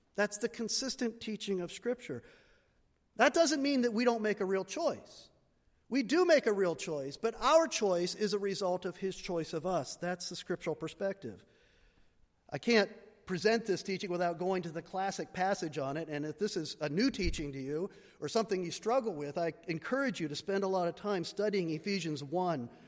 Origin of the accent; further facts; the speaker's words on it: United States; I'm an American. We Americans love choice